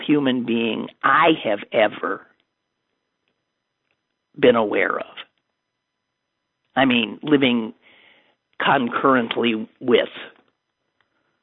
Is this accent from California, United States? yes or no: no; Green Bay, Wisconsin, United States; moved away; my hometown, where my mom is in Green Bay, Brown County